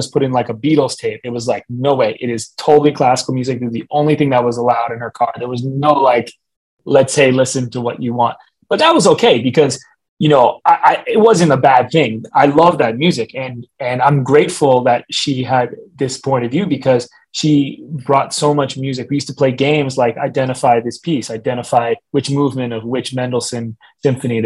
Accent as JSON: {"language": "English", "town": "Brookline", "region": "Massachusetts", "country": "United States", "tie": "born or raised there", "said": "I was growing up in Brookline, Massachusetts, and I didn't know any Caribeños around me."}